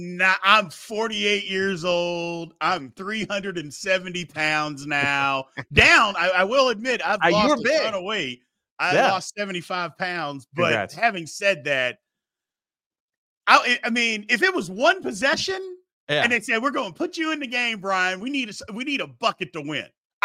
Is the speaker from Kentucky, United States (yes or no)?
yes; Louisville, Kentucky, United States; And look, I love Louisville. I'm from Louisville.